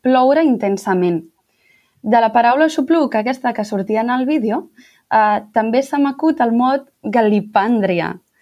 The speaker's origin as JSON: {"language": "Catalan", "town": "Sant Feliu de Guíxols", "region": "Catalonia", "country": "Spain", "moved": "as an adult", "lives_now": "Grenoble, France", "said": "sóc de Sant Feliu de Guíxols, un poblet molt petit de la Costa Brava, per la zona de l'Empordà."}